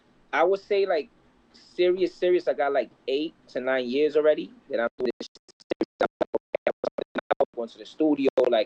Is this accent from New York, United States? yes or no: yes; New York City, New York, United States; I'm from Brooklyn.